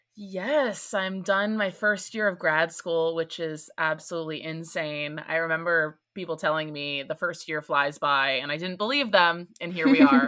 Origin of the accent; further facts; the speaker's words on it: East Coast, United States; I'm from the East Coast